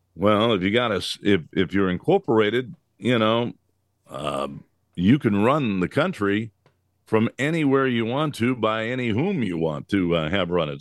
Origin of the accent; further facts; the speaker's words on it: United States; we as American citizens